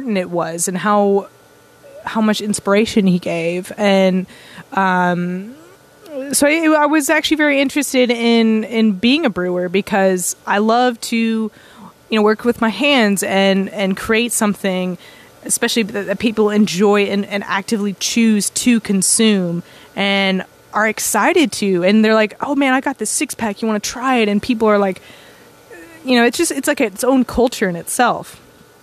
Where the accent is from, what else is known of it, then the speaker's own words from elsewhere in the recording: Austin, Texas, United States; also born or lived in Buffalo, New York; I was born and raised in Austin